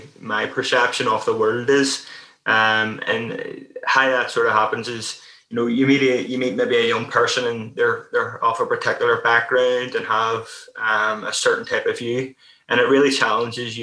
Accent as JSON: {"language": "English", "town": "Belfast", "region": "Northern Ireland", "country": "United Kingdom", "tie": "born or raised there", "said": "I grew up in Belfast, Northern Ireland"}